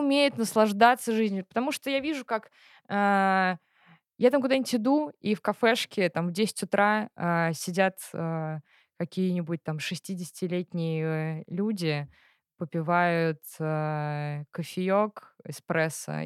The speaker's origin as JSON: {"language": "Russian", "region": "Tatarstan", "country": "Russia", "also_born_or_lived": "London / Portugal", "said": "я татарка"}